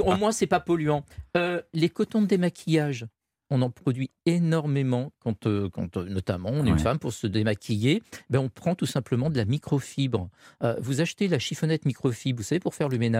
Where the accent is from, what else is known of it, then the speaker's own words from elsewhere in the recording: France; nous, en tant que Français